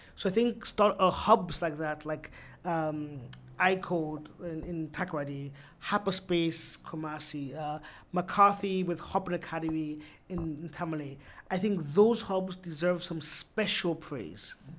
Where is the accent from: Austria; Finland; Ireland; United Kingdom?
Austria; now in Ghana; I was born and raised in Austria.